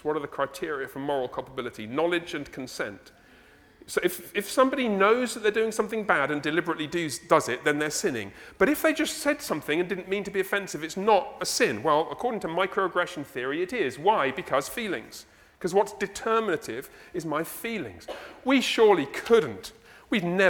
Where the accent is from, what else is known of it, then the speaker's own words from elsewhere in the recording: England, United Kingdom; moved away; I'm from England.